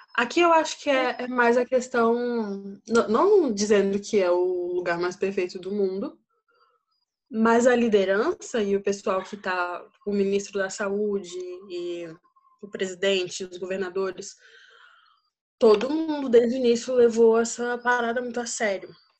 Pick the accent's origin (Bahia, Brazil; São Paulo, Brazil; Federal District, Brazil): Federal District, Brazil; Brasília; moved away as an adult; now in Turkey; Sou brasiliense e até o ano passado eu morava em Brasília, nunca tinha saído de Brasília